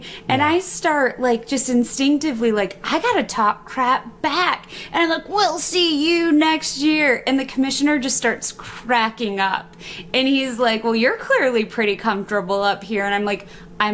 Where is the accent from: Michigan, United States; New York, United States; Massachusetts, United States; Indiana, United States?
Michigan, United States; Kalamazoo; moved away; also born or lived in Ohio; I'm a Michigan girl. I didn't go to the University of Michigan, but I'm actually from Michigan. I spent 27 years there.